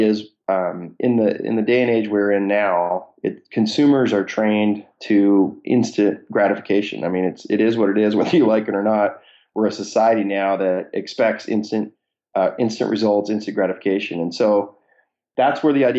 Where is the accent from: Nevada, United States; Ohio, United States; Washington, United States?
Washington, United States; Seattle; born and raised in Seattle area, had a good network of kind of angel investors here in Seattle.